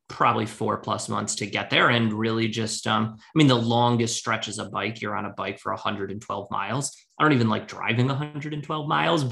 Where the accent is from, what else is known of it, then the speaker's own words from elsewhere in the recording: Detroit, Michigan, United States; also born or lived in Washington, D.C.; I'm from Detroit and left for a while, was in DC, then came back